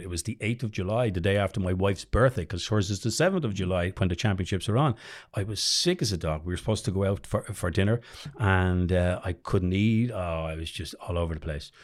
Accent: Dublin, Leinster, Ireland; also born or lived in United States; growing up in Drumna

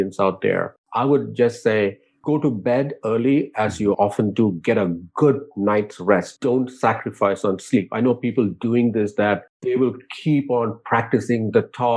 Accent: India; moved away; growing up in India

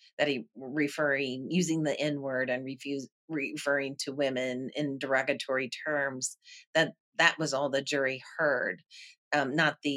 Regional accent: Missouri, United States; my home state of Missouri

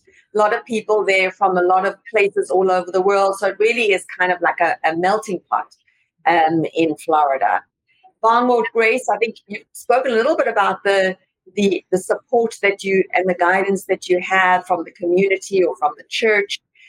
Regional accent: South Africa; moved away; I can relate to you driving on the other side of the road, Bong, because I came from South Africa.

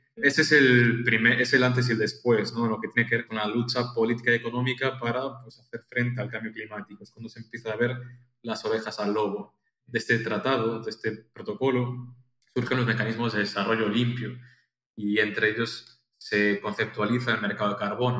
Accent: Pontevedra, Galicia, Spain; moved away as an adult; also born or lived in Madrid; yo soy de Pontevedra y Galicia, que está al noroeste de España

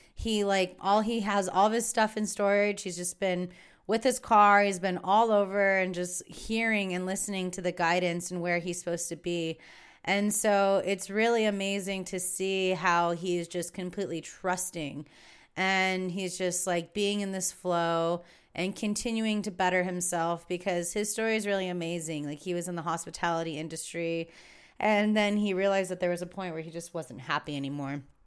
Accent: San Diego, California, United States; my roots are so in the desert, but also very San Diego

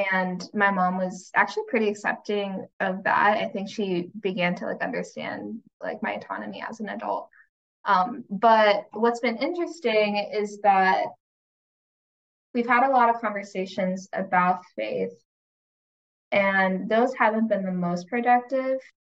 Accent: United States; growing up in the States

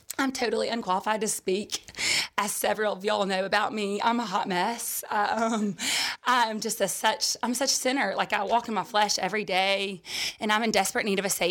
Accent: Vestavia Hills, Alabama, United States; also born or lived in Sylacauga, Alabama; I grew up in Vestavia for a majority of my life. I did live in Sylacauga for 2 years of my life

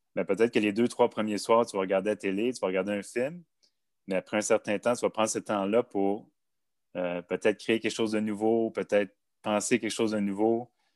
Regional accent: Montreal, Quebec, Canada; J'ai grandi en banlieue de Montréal, de deux parents fonctionnaires

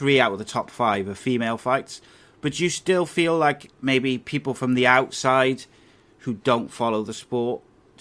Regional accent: Cardiff, Wales, United Kingdom; when I was growing up in Cardiff

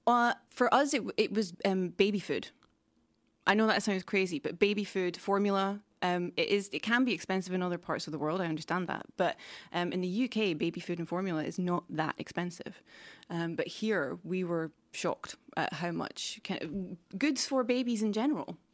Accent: United Kingdom; moved away as an adult; now in Stockholm, Sweden; the U K where I'm from

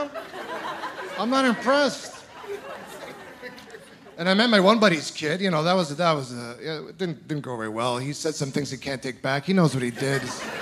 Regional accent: Ontario, Canada; moved away; I'm originally from Ontario

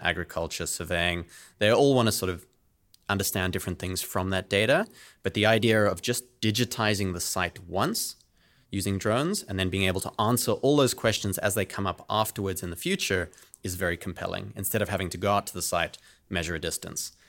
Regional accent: South Africa; moved away as an adult; also born or lived in United Kingdom; now in San Francisco, United States; I'm originally from South Africa. That's where I grew up

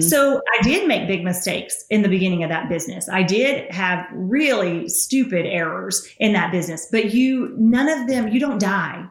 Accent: Tennessee, United States; accent: Southern; I'm from Tennessee.

